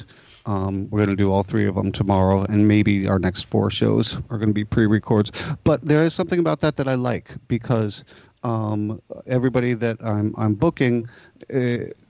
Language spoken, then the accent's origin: English; New York City, New York, United States; I was born in Greenwich Village in 1965.